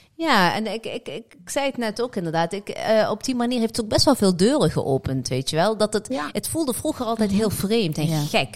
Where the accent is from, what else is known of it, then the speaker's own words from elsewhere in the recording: Morocco; bij ons als Marokkanen zijnde